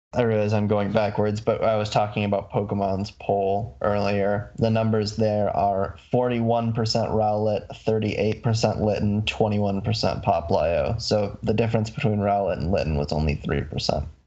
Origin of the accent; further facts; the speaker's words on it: Michigan, United States; I'm from Michigan.